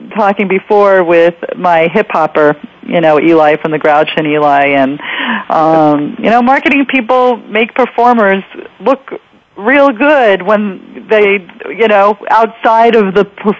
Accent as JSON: {"language": "English", "town": "Queens", "region": "New York", "country": "United States", "said": "I'm from Queens, New York"}